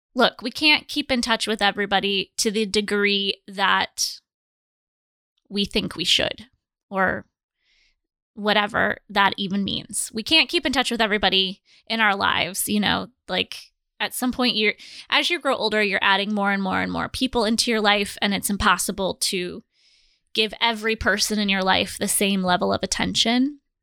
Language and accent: English; Fort Dodge and Manson, Iowa, United States; So we moved, my mom and I moved from Fort Dodge to Manson. So I had to start over at school. I was, started in seventh grade